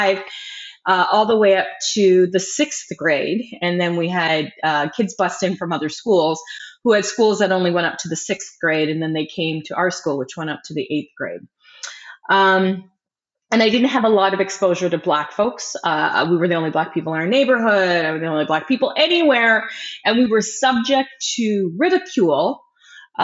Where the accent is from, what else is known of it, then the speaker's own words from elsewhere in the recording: Burlington, Ontario, Canada; also born or lived in Windsor, Ontario; I grew up in Burlington, Ontario, Canada in the 70s and 80s